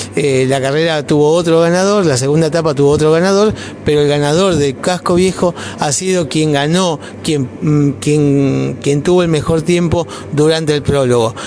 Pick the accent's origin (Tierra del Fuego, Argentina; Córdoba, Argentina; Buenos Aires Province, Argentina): Tierra del Fuego, Argentina; Río Grande; somos, ¿no? Riograndenses